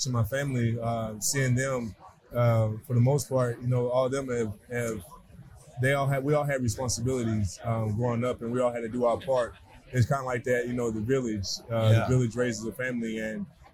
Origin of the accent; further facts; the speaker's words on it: Tennessee, United States; born and raised a small town in Tennessee